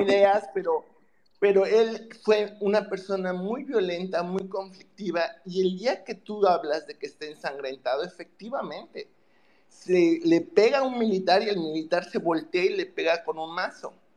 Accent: Yucatán, Mexico; also born or lived in Ciudad del Carmen, Campeche; como yucateca, yo viví en Ciudad del Carmen de 1985 um, a 1997

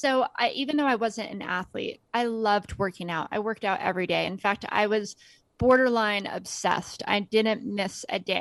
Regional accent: Las Vegas, Nevada, United States; grew up in Las Vegas.

